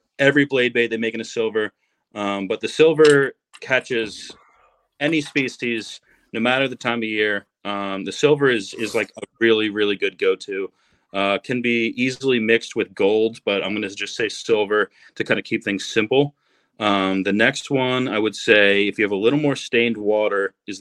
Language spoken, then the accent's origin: English; New Jersey, United States; I grew up in New Jersey